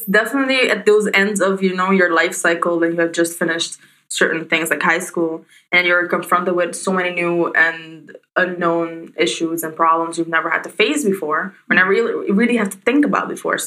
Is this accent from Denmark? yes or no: no; Aruba; we're both from Aruba